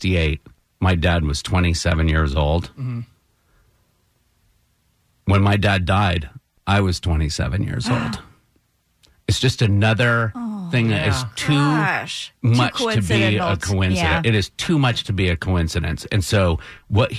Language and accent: English; Brattleboro, Vermont, United States; the Brattleboro, my hometown historical society